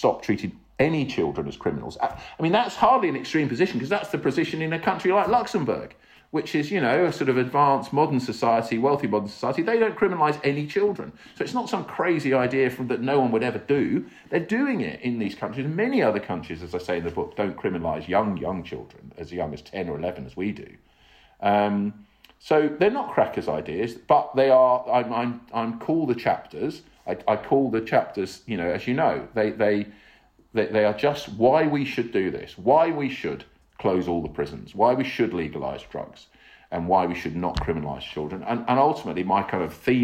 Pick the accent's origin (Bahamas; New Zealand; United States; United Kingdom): United Kingdom; England; I'm an English guy